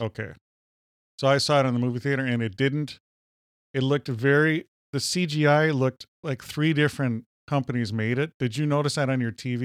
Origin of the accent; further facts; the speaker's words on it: Minnesota, United States; accent: Minnesota; We're from Minnesota